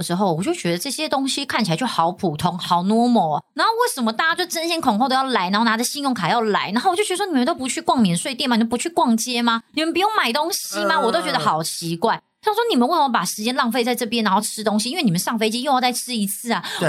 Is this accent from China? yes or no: no; Taiwan; 我们台湾这边就是没有啦，就你要看航空公司有没有签约。